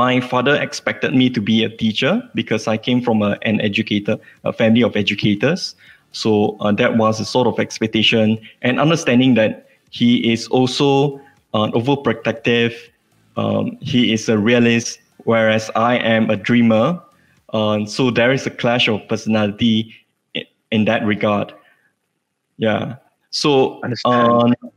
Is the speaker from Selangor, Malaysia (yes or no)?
no; Sarikei, Sarawak, Malaysia; now in Kuala Lumpur, Malaysia; I am an Iban litigation lawyer from Kuala Lumpur. I came from Sarikei, Sarawak